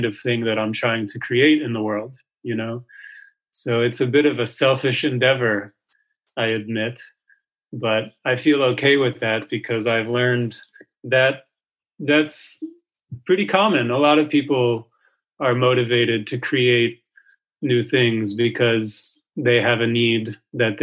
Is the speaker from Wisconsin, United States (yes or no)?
no; New York City, New York, United States; I grew up in New York City